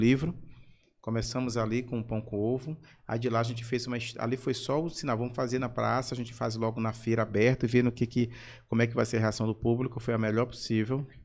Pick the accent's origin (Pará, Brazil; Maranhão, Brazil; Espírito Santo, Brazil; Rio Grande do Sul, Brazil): Maranhão, Brazil; São Luís; Eu sou da Madre Deus, nasci na Santa Casa, uhum. ali na Rua do Norte, mas fui criado na Madre Deus